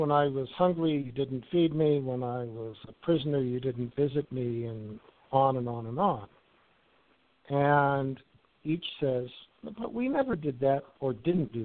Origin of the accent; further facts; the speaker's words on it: Wichita, Kansas, United States; I grew up in Wichita